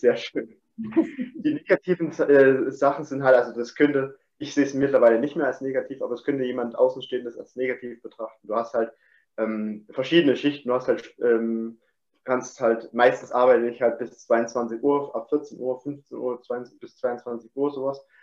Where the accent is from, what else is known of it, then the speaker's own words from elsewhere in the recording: Chemnitz, Saxony, Germany; moved away as an adult; also born or lived in Dresden; im 23. Lebensjahr bin ich ähm, von meinem Heimatort weggezogen aus Chemnitz, beziehungsweise Dresden habe ich da gewohnt noch